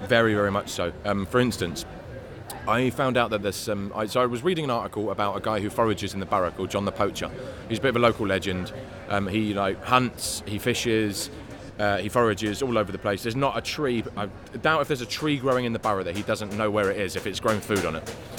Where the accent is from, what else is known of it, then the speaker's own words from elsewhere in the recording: London, United Kingdom; also born or lived in Spain; I was born in Homerton Hospital in '87 and grew up in Hackney.